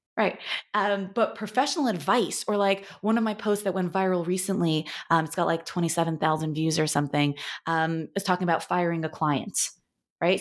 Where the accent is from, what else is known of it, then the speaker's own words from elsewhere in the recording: New York, United States; now in Los Angeles, United States; I'm from New York and I, now I live in Los Angeles